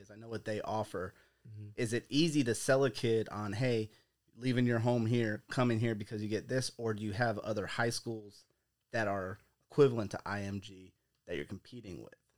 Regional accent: Bradenton, Florida, United States; We're from Bradenton.

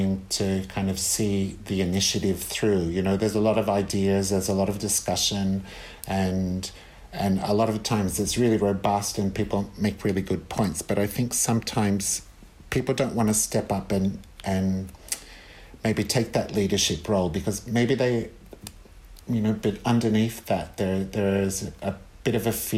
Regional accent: Australia; now in Italy; as an Australian

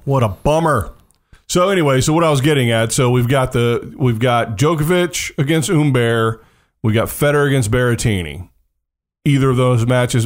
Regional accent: United States; I'm American

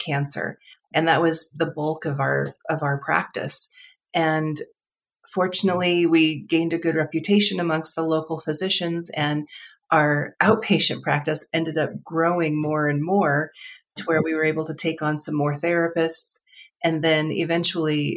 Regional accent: Colorado, United States; moved away as an adult; also born or lived in Southern California; I grew up in Colorado.

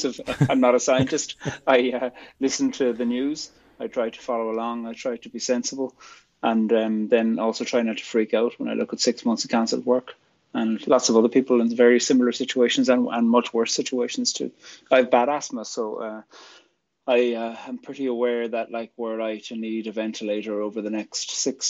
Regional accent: Ireland; also born or lived in County Fermanagh / Belfast; I'm from Ireland, and I'm a poet and a theologian

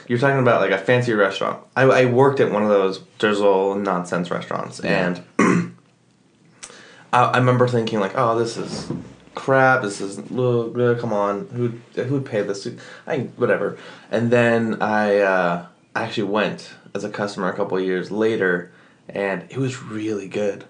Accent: Southern Utah, United States; now in Richmond, United States; I grew up in Southern Utah, not New Jersey

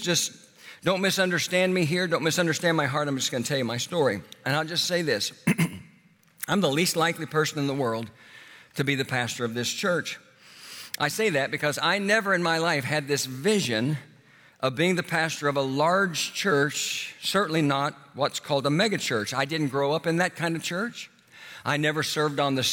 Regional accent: Oklahoma, United States; moved away as an adult; also born or lived in Houston, Texas; my hometown in Oklahoma

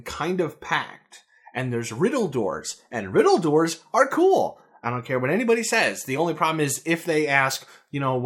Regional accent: United States; as an American

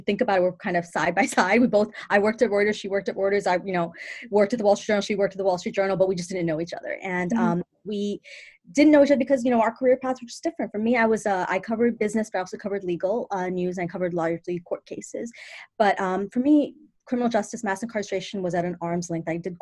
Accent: New York City, New York, United States; I'm a born and raised New Yorker. My family's Pakistani, so I'm Pakistani American, but born and raised Brooklyn girl.

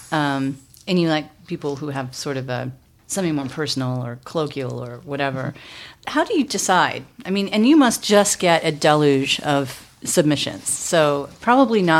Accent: Michigan, United States; moved away as an adult; now in Seattle, United States; I grew up in Michigan, and we have Coney Islands.

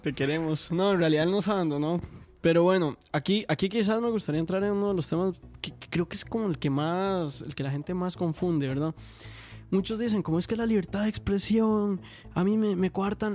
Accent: Costa Rica; nosotros como costarricenses

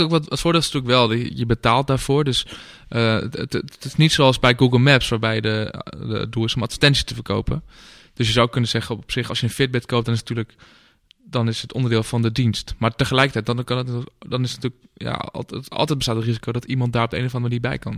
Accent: Amsterdam, North Holland, Netherlands; als Amsterdammer

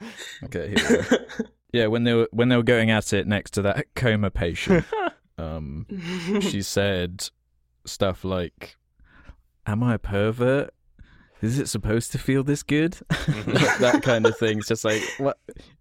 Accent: England, United Kingdom; accent: English; It's just my English accent makes me sound like I'm just always miserable.

